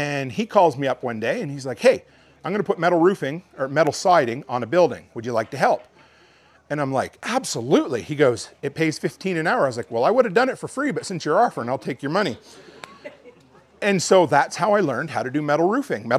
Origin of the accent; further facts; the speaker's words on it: Canada; I'm Canadian